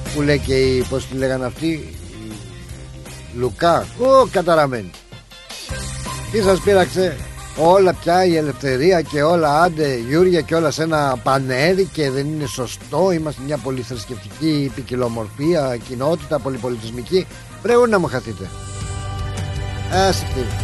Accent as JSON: {"language": "Greek", "country": "Greece", "said": "έχουμε φιλότιμο εμεί οι Έλληνε"}